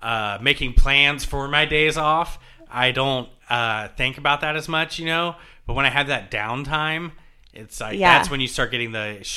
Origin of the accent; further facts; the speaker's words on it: Jacksonville, Florida, United States; also born or lived in Savannah, Georgia; now in New Jersey, United States; I'm from Jacksonville, Florida, and Savannah, Georgia. Mm-hmm. I say from, like I said, I moved so much as a kid